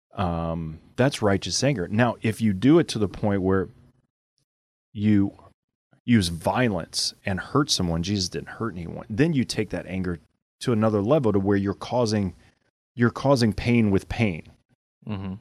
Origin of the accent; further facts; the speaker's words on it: Louisiana, United States; I'm from Louisiana